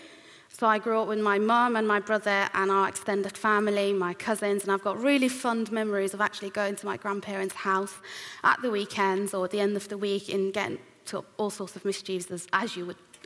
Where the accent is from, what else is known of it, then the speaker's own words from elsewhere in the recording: Iran; moved away; I was born and raised in Iran, which is an Islamic country